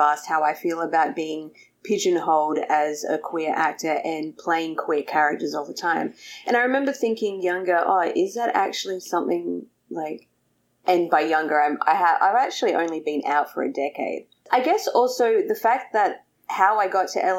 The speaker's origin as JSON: {"language": "English", "town": "Adelaide", "region": "South Australia", "country": "Australia", "moved": "as an adult", "lives_now": "Los Angeles, United States", "said": "I am from Australia, from a place called Adelaide in South Australia"}